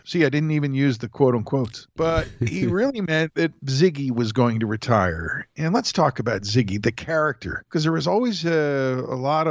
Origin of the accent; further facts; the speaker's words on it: Philadelphia, Pennsylvania, United States; As a Philadelphia person